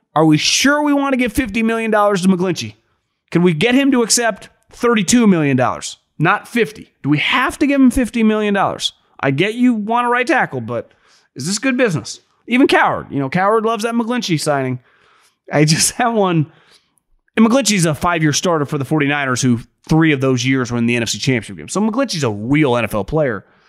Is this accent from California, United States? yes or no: yes; Northern California, United States; I'm born and raised in Northern California